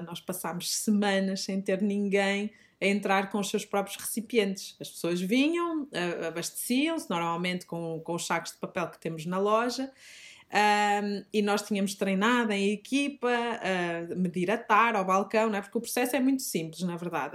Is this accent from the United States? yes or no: no; Fafe, Norte, Portugal; accent: Minhoto; moved away as an adult; now in Lisbon, Portugal; Eu não sou lisboeta, sou, sou minhota, como rapidamente o meu sotaque denuncia. Uh, sou de Faf, que pertence ao distrito de, de Braga.